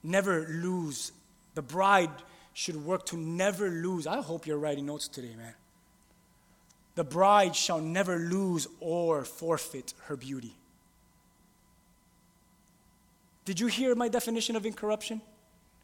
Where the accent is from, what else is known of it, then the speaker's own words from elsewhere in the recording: Key West, Florida, United States; also born or lived in Miami / Hialeah; really, I'm from Key West, a whole other country